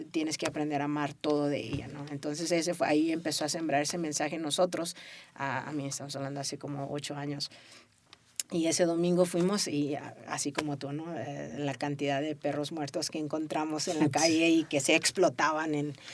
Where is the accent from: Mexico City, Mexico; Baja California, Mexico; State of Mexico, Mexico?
Baja California, Mexico; Tijuana; yo crecí en Tijuana, ¿no? Tijuana me abrazó